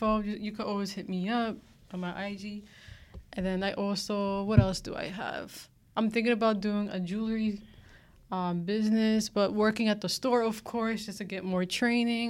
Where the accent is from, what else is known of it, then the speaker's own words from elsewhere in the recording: West Palm Beach, Florida, United States; also born or lived in Miami; I was born in Florida, Miami, but I moved down to West Palm. That's my hometown